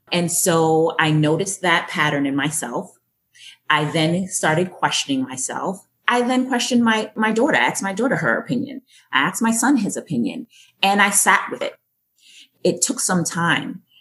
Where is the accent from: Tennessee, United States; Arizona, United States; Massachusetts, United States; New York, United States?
Massachusetts, United States; Boston; born or raised there; accent: Yankee twang; also born or lived in Jamaica